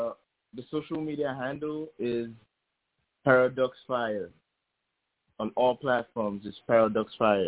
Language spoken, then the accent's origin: English; Lagos, Nigeria; Oh, I'm from Lagos, Nigeria.